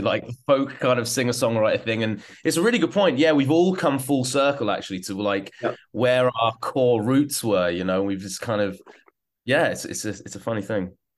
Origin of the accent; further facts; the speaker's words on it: London, United Kingdom; also born or lived in Hong Kong; now in Hamburg, Germany; I'm from London and uh, also kind of Hong Kong